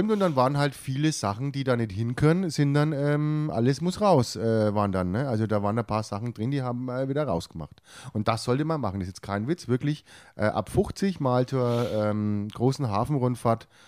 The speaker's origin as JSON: {"language": "German", "region": "Bavaria", "country": "Germany", "said": "das muss man auch haben, weil sonst wäre man auch kein Franke."}